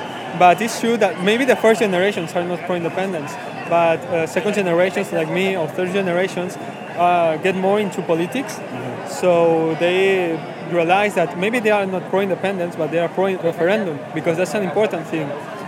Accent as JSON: {"language": "English", "country": "Ecuador", "second_language": "English", "lives_now": "Spain", "said": "Well, I come from Ecuador."}